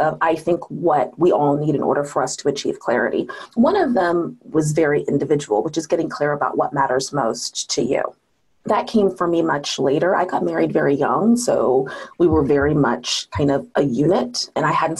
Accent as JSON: {"language": "English", "town": "Seattle", "region": "Washington", "country": "United States", "tie": "born or raised there", "said": "I was raised in Seattle, you know, Washington"}